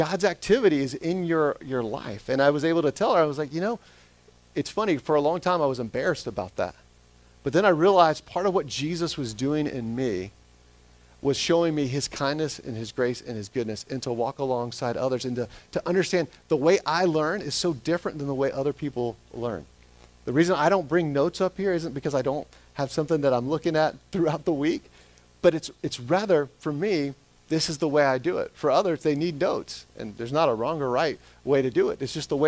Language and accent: English; Smyrna, Georgia, United States; moved away; Smyrna, Georgia, where I'm born and raised there